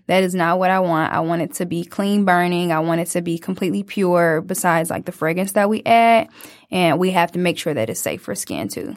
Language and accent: English; Detroit, Michigan, United States; as a young 20 year old just growing up in Detroit